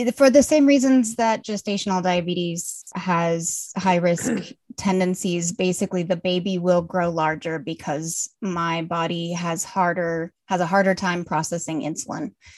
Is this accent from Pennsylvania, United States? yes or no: no; Colorado, United States; moved away as an adult; now in Munich, Germany; I'm originally from Colorado, but I live in Munich, Germany now